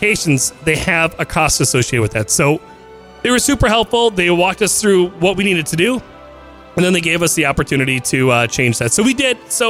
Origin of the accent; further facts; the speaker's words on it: Minnesota, United States; I'm from Minnesota